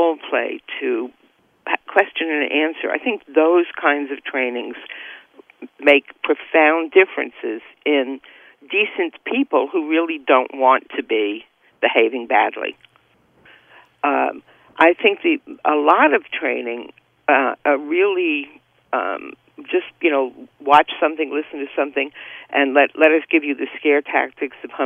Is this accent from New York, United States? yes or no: yes; New York, United States; moved away as an adult; now in California, United States; I grew up in the Bronx, and I worked in Manhattan